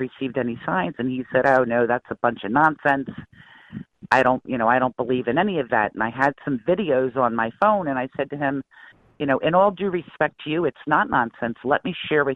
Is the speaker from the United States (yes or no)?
yes; New Jersey, United States; I'm originally from, well, I'm from Jersey most of my life